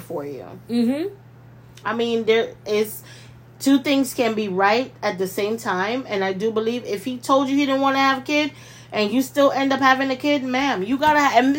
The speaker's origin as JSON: {"language": "English", "country": "Jamaica", "tie": "born or raised there", "said": "I was born in Jamaica"}